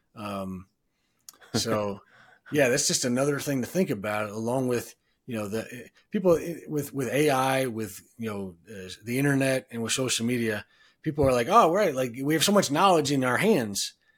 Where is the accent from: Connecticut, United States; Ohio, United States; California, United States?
Ohio, United States; Cleveland; now in Denver, United States; I'm from Cleveland